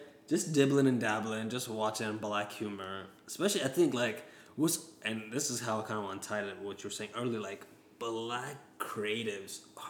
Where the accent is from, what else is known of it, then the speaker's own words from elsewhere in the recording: West Coast, United States; Yeah, you know, growing up in the West Coast, you know